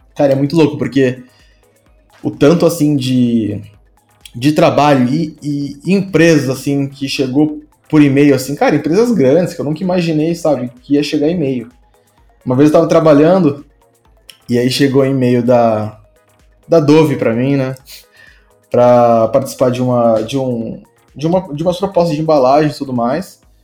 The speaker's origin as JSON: {"language": "Portuguese", "town": "Santo André", "region": "São Paulo", "country": "Brazil", "tie": "born or raised there", "said": "eu sou de Santo André, né? Eu nasci em Santo André aí, que é interior de São Paulo"}